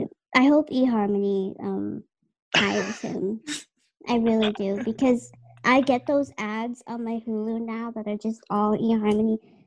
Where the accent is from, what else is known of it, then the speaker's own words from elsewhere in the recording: Dorchester, Massachusetts, United States; I'm from Dorchester, right? Which is Boston, okay?